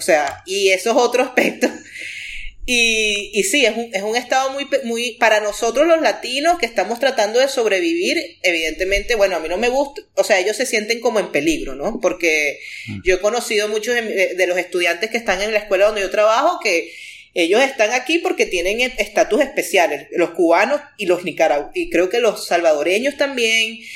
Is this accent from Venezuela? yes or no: yes; Venezuela; moved away as an adult; also born or lived in United States (born) / North Carolina; now in United States; yo crecí en el Caribe